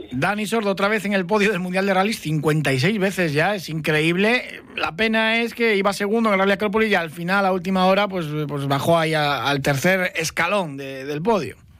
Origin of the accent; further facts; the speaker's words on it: Cantabria, Spain; nuestra comunidad autónoma, del mar a la montaña